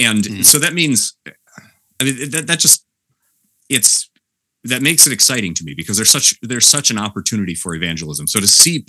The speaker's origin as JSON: {"language": "English", "region": "West Michigan", "country": "United States", "tie": "born or raised there", "moved": "yes", "lives_now": "Palmyra, New York, United States", "said": "growing up in West Michigan"}